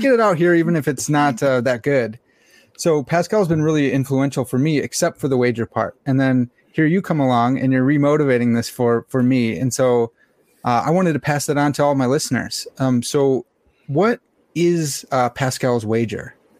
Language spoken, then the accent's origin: English; United States; I'm an American swine